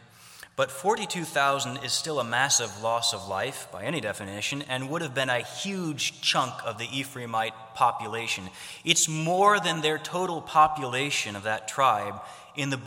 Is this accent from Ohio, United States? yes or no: yes; Ohio, United States; I grew up in Ohio